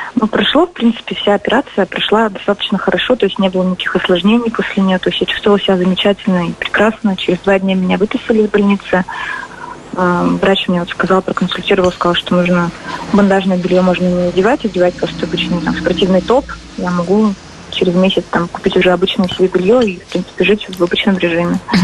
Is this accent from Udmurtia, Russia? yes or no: yes; Izhevsk, Udmurtia, Russia; мой родной город